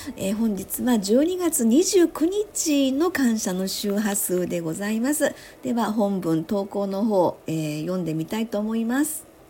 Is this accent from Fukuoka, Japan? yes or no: no; Osaka, Japan; moved away as an adult; now in Sanda, Japan; 私は大阪生まれ大阪育ち